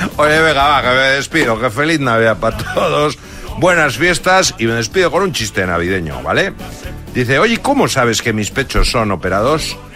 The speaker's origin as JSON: {"language": "Spanish", "town": "Zarautz", "region": "Basque Country", "country": "Spain", "tie": "born or raised there", "said": "mi pueblo, Xavi, en Zarauz"}